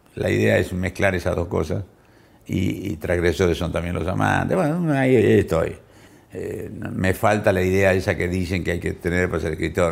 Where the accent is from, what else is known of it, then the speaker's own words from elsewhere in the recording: San Nicolás de los Arroyos, Buenos Aires Province, Argentina; en mi pueblo, en San Nicolás, ciudad muy antigua de la Argentina